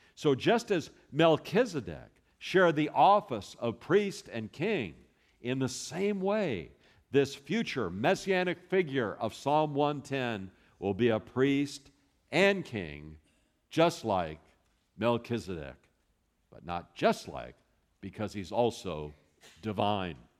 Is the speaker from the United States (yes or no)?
yes; Los Angeles, California, United States; now in Texas, United States; I was born in Hollywood, California